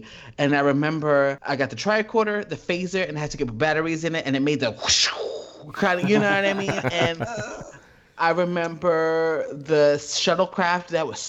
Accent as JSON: {"language": "English", "town": "Columbus", "region": "Ohio", "country": "United States", "tie": "born or raised there", "also_born_or_lived": "Yonkers, New York", "said": "I had to be about 9, and then at this point, I had moved to Columbus, Ohio"}